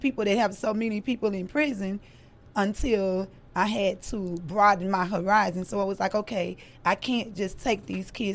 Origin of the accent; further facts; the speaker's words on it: Louisiana, United States; moved away as an adult; also born or lived in Baton Rouge / Texas; now in Dallas, United States; I'm from Louisiana.